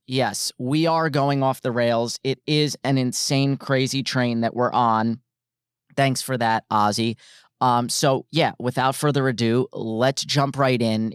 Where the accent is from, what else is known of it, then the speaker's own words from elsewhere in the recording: New Jersey, United States; I'm from New Jersey, grew up, born and raised Central Jersey.